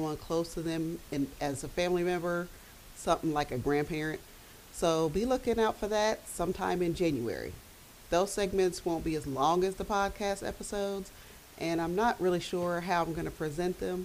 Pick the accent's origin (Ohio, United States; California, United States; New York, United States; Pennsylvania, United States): Ohio, United States; Dayton; I am from Dayton, Ohio. I was born and raised here